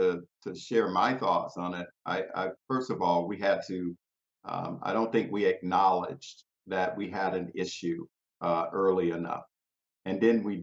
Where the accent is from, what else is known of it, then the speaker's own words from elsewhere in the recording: South Bay, Florida, United States; my hometown, Belgrade, South Bay, where I was mayor